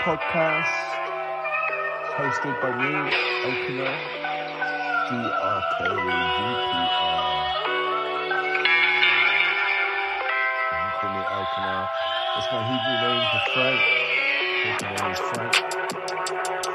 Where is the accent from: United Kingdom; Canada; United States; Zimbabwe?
United Kingdom; Bath, South West England; It's my hometown, that's where I was born and raised